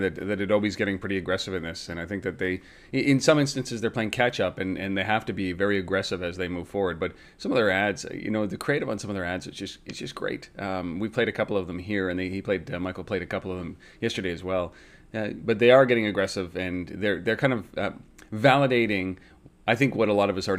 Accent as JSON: {"language": "English", "town": "Ottawa", "region": "Ontario", "country": "Canada", "said": "being from Ottawa"}